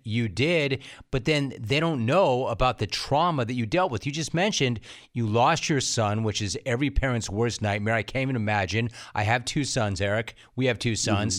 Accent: Calabasas, California, United States; I grew up in Calabasas

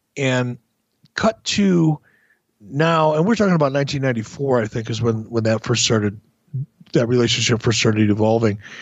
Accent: Minnesota, United States; we're both from Minnesota

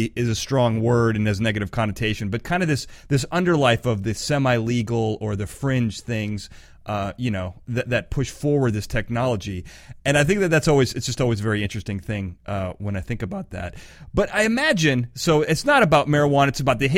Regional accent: California, United States; I'm from California

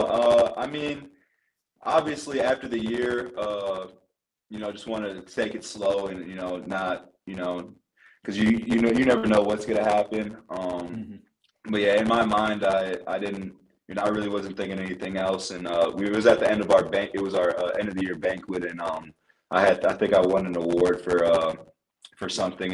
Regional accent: Iowa, United States; moved away as an adult; my hometown or my home state, uh, Northern Iowa

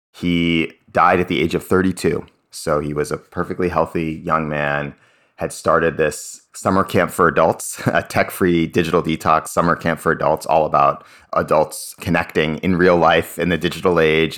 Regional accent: Cambridge, Massachusetts, United States; I grew up in Cambridge, Massachusetts.

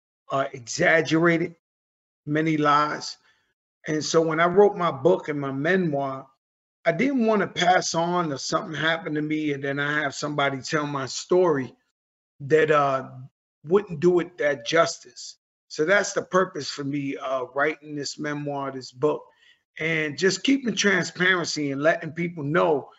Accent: New York City, New York, United States; I was very blessed to grow up in the Bronx.

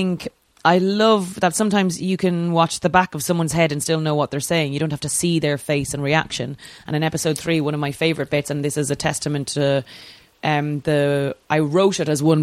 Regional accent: Ireland; I'm Irish

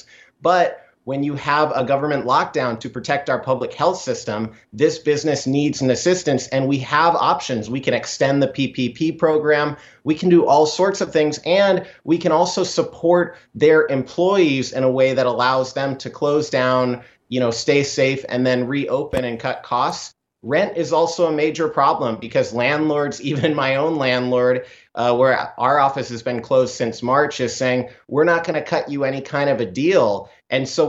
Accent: Idaho, United States; from my home state in Idaho

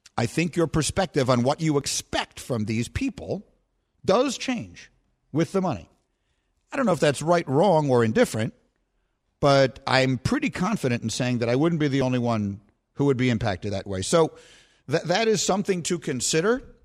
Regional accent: New York City, New York, United States; I grew up in Greenwich Village, New York, which in the seventies, when I was growing up there, was probably the most heavily gay neighborhood in the United States

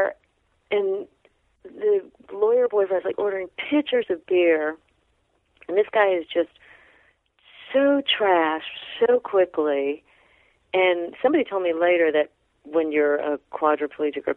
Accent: California, United States; I'm from California

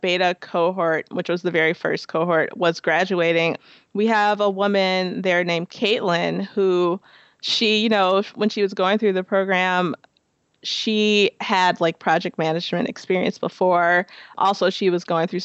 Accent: Chicago, Illinois, United States; moved away as an adult; now in Minneapolis-St. Paul, United States; I'm originally from Chicago. So I moved here in 2010

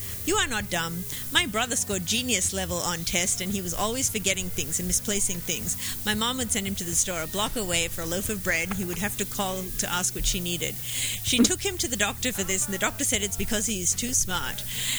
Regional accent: Australia; Were you asking me that as an Australian, like in case I said Yahoo?

